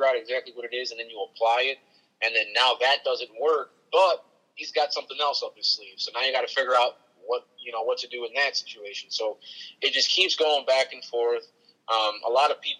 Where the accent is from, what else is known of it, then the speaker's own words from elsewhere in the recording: Puerto Rico; I'm from Puerto Rico, so we wear a lot of sandals, chanclas.